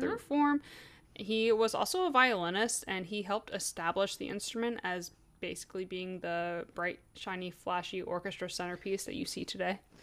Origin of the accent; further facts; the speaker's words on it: United States; I'm American